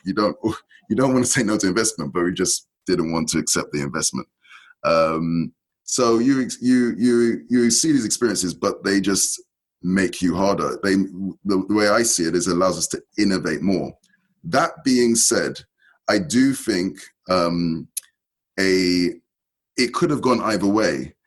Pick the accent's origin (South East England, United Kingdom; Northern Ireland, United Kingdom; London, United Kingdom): London, United Kingdom; I was born and raised in in London, in UK